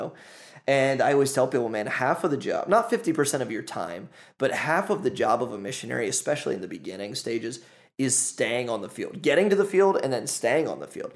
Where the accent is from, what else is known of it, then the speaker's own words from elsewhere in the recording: United States; moved away as an adult; also born or lived in Ohio; as an American, as a Westerner